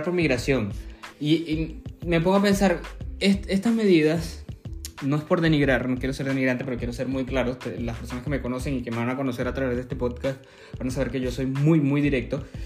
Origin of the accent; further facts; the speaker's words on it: Venezuela; los venezolanos buscamos